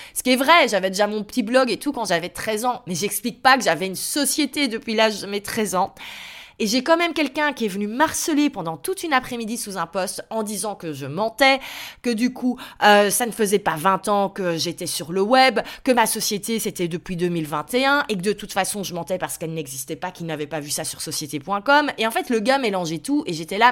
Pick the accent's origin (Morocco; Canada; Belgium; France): Belgium; je suis belge, donc ma société est en Belgique